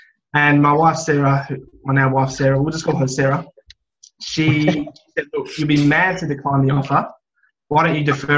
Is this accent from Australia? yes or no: yes; South Australia, Australia; So long story short, I was born in South Australia. I spent the first 17 years of my life there.